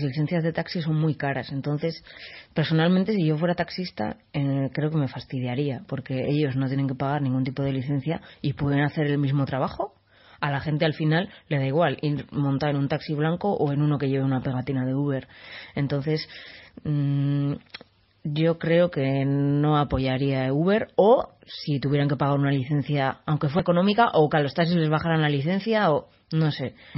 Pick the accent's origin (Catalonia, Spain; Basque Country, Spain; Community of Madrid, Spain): Basque Country, Spain; San Sebastián; yo soy de San Sebastián